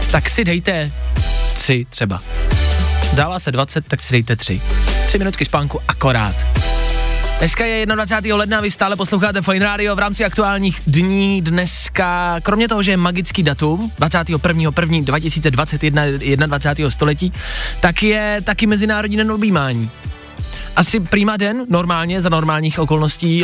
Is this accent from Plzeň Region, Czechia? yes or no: yes; Plzeň, Plzeň Region, Czechia; now in Prague, Czech Republic; já jsem z Plzně, chci říct, aby si nikdo nemyslel, já sice jako bydlíme tady v Praze, ale já jsem Plzeňák